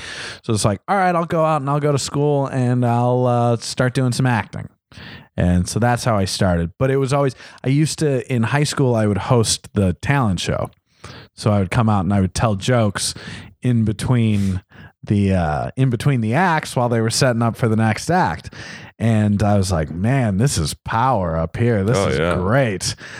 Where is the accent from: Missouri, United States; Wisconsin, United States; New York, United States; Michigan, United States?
Wisconsin, United States; born or raised there